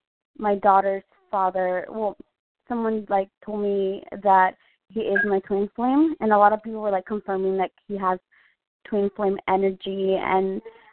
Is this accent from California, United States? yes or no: yes; Vista, California, United States; Oh, I'm from Vista, California.